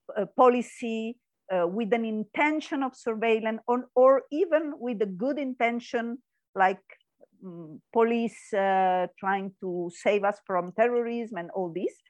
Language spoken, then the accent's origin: English; Italy; English is a second language; now in Spain; I come from Italy and then come to live in Spain